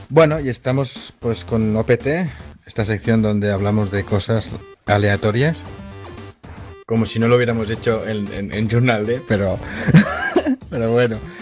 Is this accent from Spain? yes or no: yes; Catalonia, Spain; accent: Catalan; se me nota un poco que soy catalán